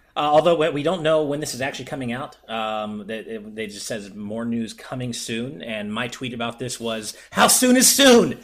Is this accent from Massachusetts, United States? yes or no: no; Los Angeles, California, United States; I was born and raised in SoCal